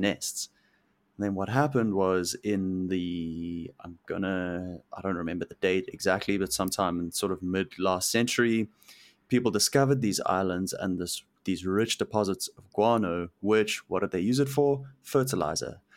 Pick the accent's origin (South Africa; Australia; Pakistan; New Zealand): South Africa; moved away as an adult; now in Vancouver, Canada; growing up in South Africa.